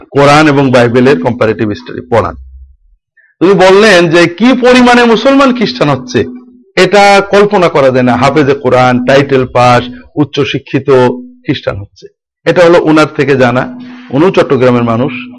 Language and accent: Bangla; Jhenaidah District, greater Jessore, Khulna Division, Bangladesh; moved away as an adult; also born or lived in Dhaka, Bangladesh / Riyadh, Saudi Arabia; now in Kushtia, Bangladesh; আমার বাড়ি যশোর বৃহত্তর যশোর জেলার ঝিনাইদহ জেলায় আমার জন্মস্থান বাড়ি